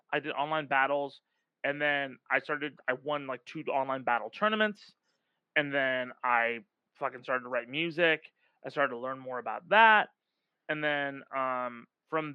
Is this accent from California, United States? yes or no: yes; Irvine, California, United States; also born or lived in North Hollywood, California; when I grew up, I grew up in Irvine